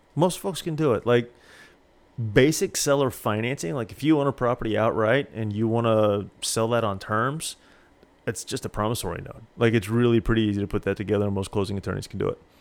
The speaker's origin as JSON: {"language": "English", "town": "Springfield", "region": "Missouri", "country": "United States", "tie": "born or raised there", "also_born_or_lived": "Houston, Texas", "moved": "yes", "said": "Springfield was my hometown"}